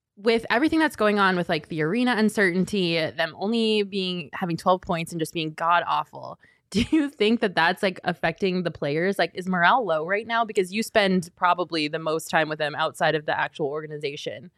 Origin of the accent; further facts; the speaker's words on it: Colorado, United States; I'm from Colorado